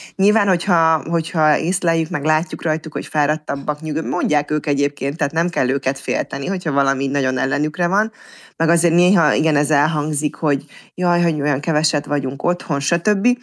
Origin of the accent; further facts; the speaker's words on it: Mórahalom, Csongrád-Csanád, Hungary; én Szeged mellett Mórahalman nőttem fel